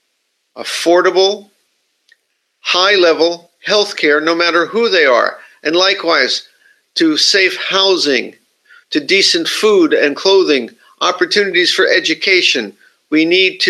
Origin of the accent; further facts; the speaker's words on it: United States; now in Japan; my country, I'm from the United States